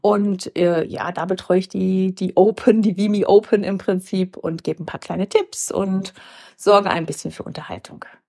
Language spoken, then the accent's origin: German; Herscheid, North Rhine-Westphalia, Germany; moved away as an adult; also born or lived in Mainz; ich komme aus dem Sauerland, aus Herscheid, aus einem Ort, der 6.500 Einwohner hat, wo sich jeder kennt und sich jeder duzt